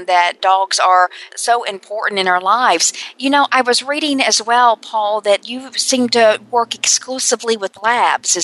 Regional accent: North Carolina, United States; my hometown in North Carolina

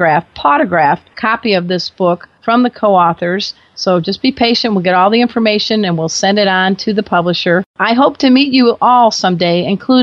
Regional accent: Midwest, United States; also born or lived in San Diego area; now in San Diego, United States; I'm from the Midwest.

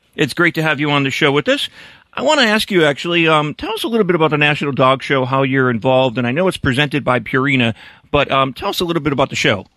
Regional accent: Northeast, United States; when I was a kid growing up in the Northeast

